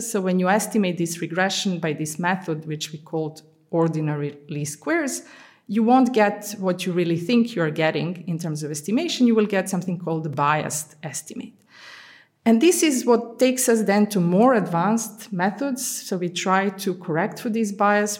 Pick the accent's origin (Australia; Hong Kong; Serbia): Serbia; moved away as an adult; also born or lived in Budapest, Hungary / Amsterdam, Netherlands / London, United Kingdom; now in Antwerp, Belgium; I'm originally from Yugoslavia. So I was born in Yugoslavia